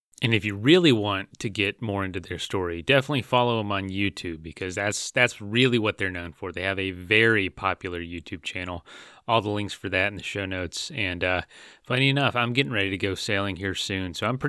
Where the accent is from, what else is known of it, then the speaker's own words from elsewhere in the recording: Florida, United States; growing up on the ocean in Florida.